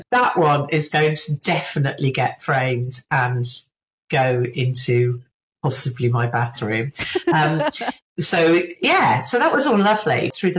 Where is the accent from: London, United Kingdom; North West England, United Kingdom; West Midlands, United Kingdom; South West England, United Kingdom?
West Midlands, United Kingdom; Birmingham; accent: Birmingham; I was in Birmingham. You can probably tell from my accent. I've got a bit of residual Birmingham hanging around in there.